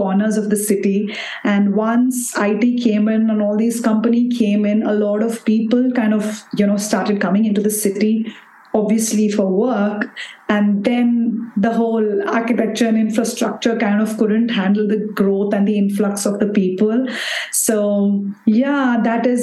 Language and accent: English; Bangalore, Karnataka, India; I'm from Bangalore, India, and I run an interior design company here in Bangalore.